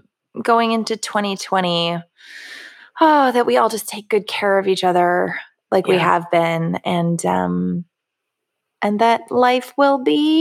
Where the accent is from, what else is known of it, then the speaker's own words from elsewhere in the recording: Florida, United States; Yeah, this is me. I'm from Florida.